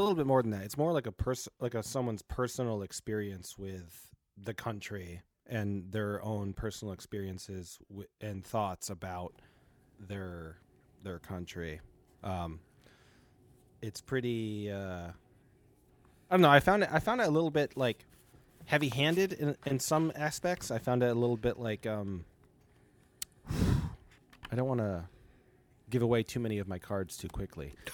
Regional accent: United States; also born or lived in Italy (ancestry); as an American

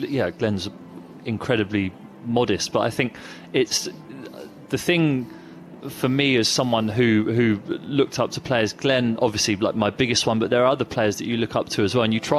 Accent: England, United Kingdom; I had a slight mild fake Cockney twang, and I said … from England

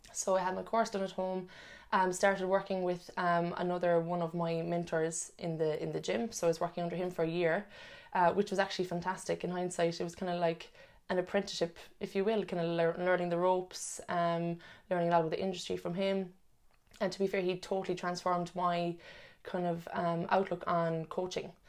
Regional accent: Cork, Munster, Ireland; moved away as an adult; now in Sydney, Australia; I'm originally from Cork as well

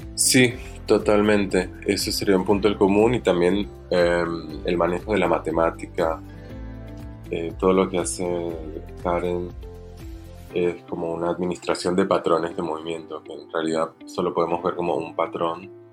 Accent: Bogotá, Colombia; now in Argentina; no soy argentino, nací en Bogotá, Colombia y vivo en Argentina hace 22 años.

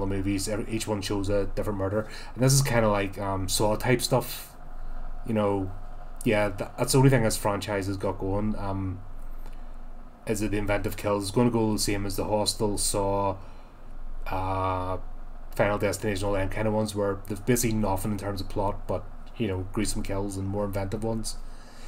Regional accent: United Kingdom; me as a Brit

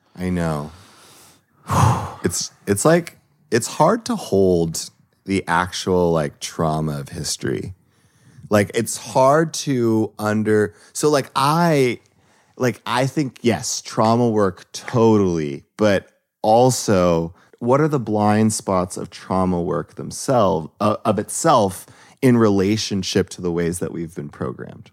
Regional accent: Los Angeles, California, United States; I grew up in Los Angeles

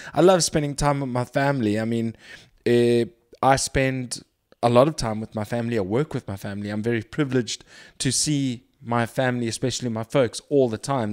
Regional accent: Durban, KwaZulu-Natal, South Africa; moved away; also born or lived in Cape Town; I was born in Durban. I grew up for the most part in Durban.

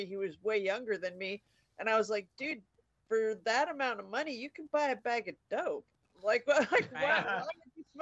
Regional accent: Indiana, United States; moved away; I was from Indiana

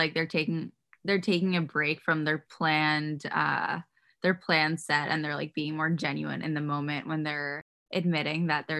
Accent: New York City, New York, United States; also born or lived in Los Angeles; I grew up in Queens.

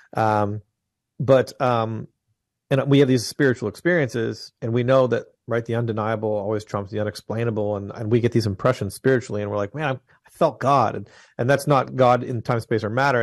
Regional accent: just outside of Toronto, Ontario, Canada; now in Franklin, Tennessee, United States; I was born in Canada. I'm just outside of Toronto in Ontario, the province of Ontario

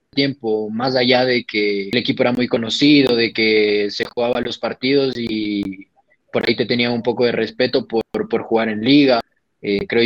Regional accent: Quito, Pichincha, Ecuador; Yo soy de acá de Quito, eh, del Comité del Pueblo. Del Comité del Pueblo soy yo.

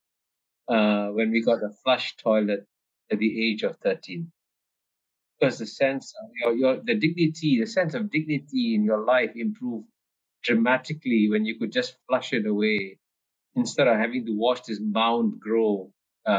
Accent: Singapore; I was born and brought up in Singapore

